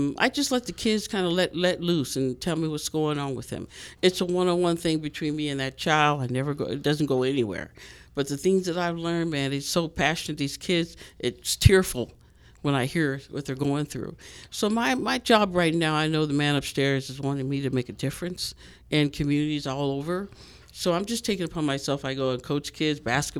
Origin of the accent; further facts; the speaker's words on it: Los Angeles, California, United States; moved away as an adult; now in Las Vegas, United States; I'm from California, of course, but Los Angeles, San Pedro